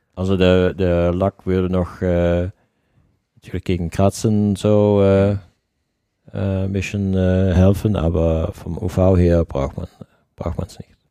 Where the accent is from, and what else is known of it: Netherlands